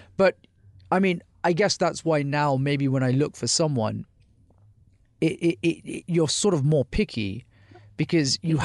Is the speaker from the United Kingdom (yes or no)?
yes; United Kingdom; born or raised there